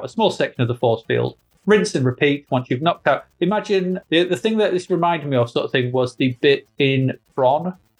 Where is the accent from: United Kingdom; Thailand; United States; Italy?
United Kingdom; England; We're English.